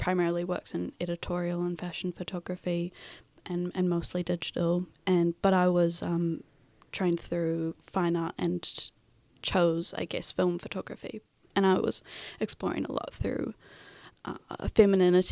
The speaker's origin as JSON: {"language": "English", "region": "Auckland", "country": "New Zealand", "tie": "born or raised there", "also_born_or_lived": "Wellington", "said": "I was raised in Ponsonby, so I went to primarily Pākehā schools"}